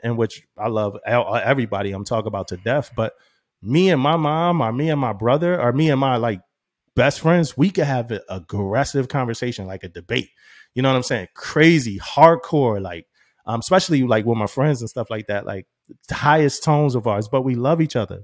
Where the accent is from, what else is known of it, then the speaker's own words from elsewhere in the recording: Philadelphia, Pennsylvania, United States; moved away as an adult; growing up in Philly